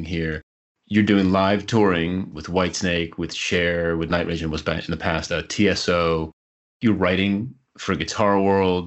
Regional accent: New Jersey, United States; I grew up in New Jersey

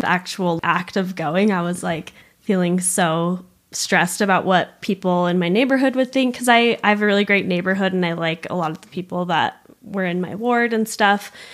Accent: Provo, Utah, United States; also born or lived in Argentina / Montreal; I grew up in Provo, still live in Provo

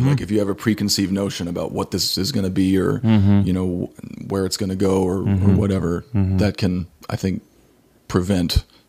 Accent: Santa Fe, New Mexico, United States; now in Kansas City, United States; before that, I grew up in Santa Fe, New Mexico, and mm-hmm. did 2 years at University of New Mexico as a percussion major, transferred to Ball State in Indiana

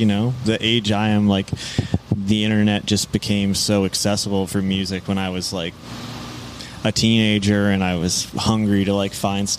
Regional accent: Grand Rapids, Michigan, United States; now in Detroit, United States; I was born in Grand Rapids, Michigan.

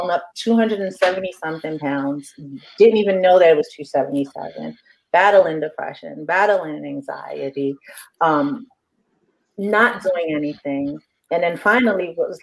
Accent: New York City, New York, United States; I'm from Harlem, but I'm also African

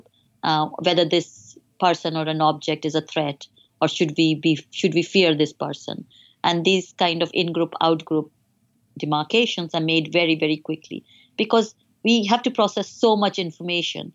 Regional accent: India; moved away as an adult; now in United Kingdom; my personal experience as a woman growing up in India

